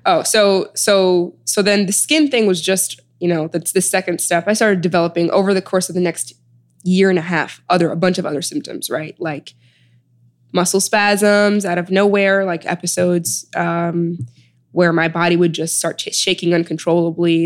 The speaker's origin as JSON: {"language": "English", "town": "Chicago", "region": "Illinois", "country": "United States", "tie": "born or raised there", "also_born_or_lived": "Sudan / New Haven", "moved": "as an adult", "lives_now": "New York, United States", "said": "I was born in Sudan and I was raised in Chicago"}